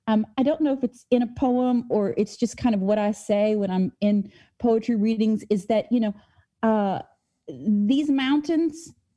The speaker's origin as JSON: {"language": "English", "region": "Appalachia", "country": "United States", "tie": "born or raised there", "said": "the experience of living and growing up in Appalachia something special"}